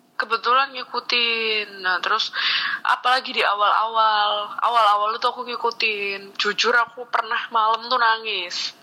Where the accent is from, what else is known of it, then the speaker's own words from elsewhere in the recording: Sidoarjo, East Java, Indonesia; accent: medok (Javanese); moved away as an adult; now in Jakarta, Indonesia; saya orang Jawa orang sidoarjo